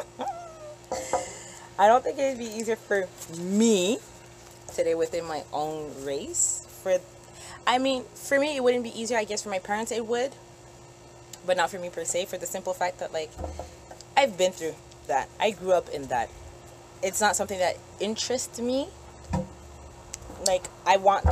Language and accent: English; Canada; born or raised there